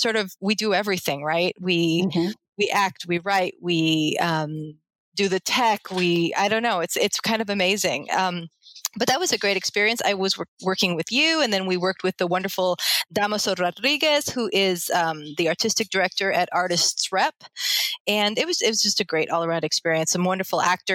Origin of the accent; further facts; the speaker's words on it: Colombia; moved away; I'm a Colombian immigrant.